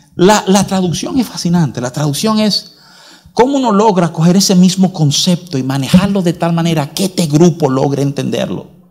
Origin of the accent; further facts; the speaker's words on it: United States; moved away; desde muchacho, porque nos criamos en los Estados Unidos